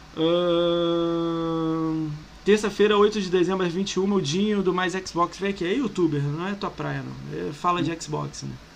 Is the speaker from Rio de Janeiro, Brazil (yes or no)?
yes; Rio de Janeiro, Brazil; eu sou do Rio